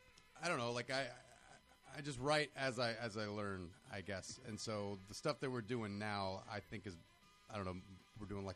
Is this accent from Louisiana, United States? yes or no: yes; Louisiana, United States; moved away as an adult; also born or lived in Chicago; now in Los Angeles, United States; growing up in Louisiana.